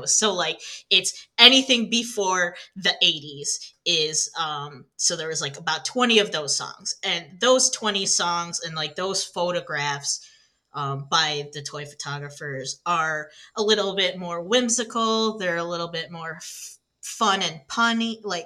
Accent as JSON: {"language": "English", "region": "Michigan", "country": "United States", "said": "I'm from Michigan"}